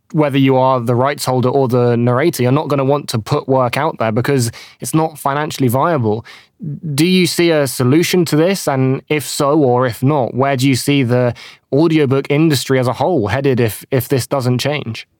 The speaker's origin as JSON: {"language": "English", "country": "United Kingdom", "said": "I'm British."}